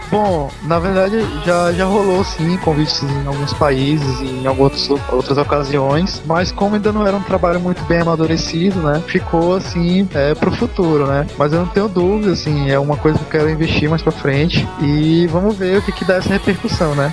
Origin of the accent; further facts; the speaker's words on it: Brazil; eu sou brasileiro